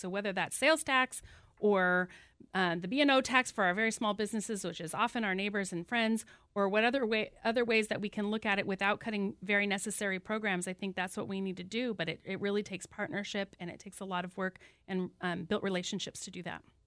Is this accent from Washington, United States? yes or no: yes; Whatcom County, Washington, United States; I was born right here in Whatcom County and have five generations of my family who've lived here